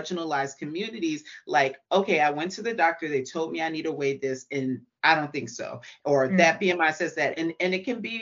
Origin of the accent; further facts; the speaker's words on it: Atlanta, Georgia, United States; I'm from Atlanta